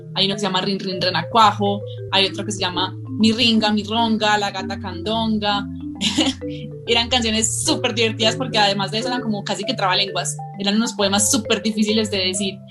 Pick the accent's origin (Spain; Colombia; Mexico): Colombia; also born or lived in El Retiro, Antioquia; soy escritora de Colombia. Vivo en un pueblito muy hermoso que se llama El Retiro, que queda cerca de la ciudad de Medellín